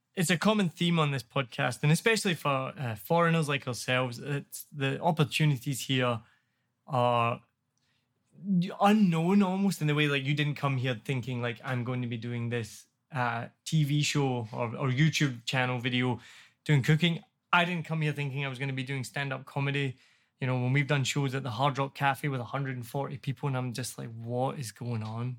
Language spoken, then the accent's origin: English; Glasgow, Scotland, United Kingdom; moved away as an adult; also born or lived in New York; now in Ho Chi Minh City, Vietnam; I'm from Glasgow, I'm in New York